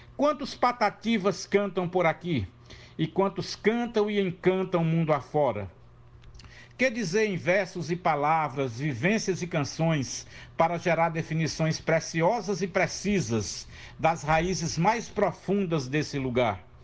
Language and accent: Portuguese; Juazeiro do Norte, Ceará, Brazil; born or raised there; also born or lived in Crato, Ceará; now in Fortaleza, Brazil